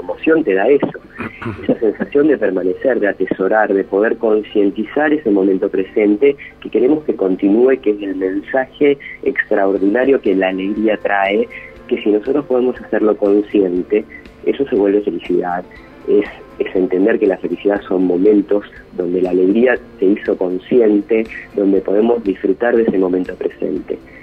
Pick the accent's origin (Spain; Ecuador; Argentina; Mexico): Argentina; lo hermoso que es ser argentino